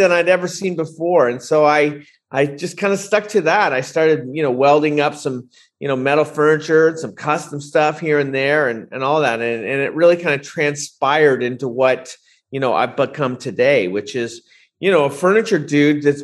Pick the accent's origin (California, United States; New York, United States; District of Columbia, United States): California, United States; Bay Area; when I was growing up, you know, I grew up in the Bay Area